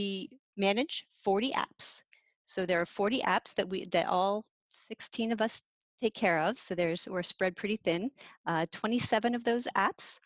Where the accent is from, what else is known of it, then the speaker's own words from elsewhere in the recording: Gettysburg, Pennsylvania, United States; now in Bay Area, United States; I grew up in Pennsylvania.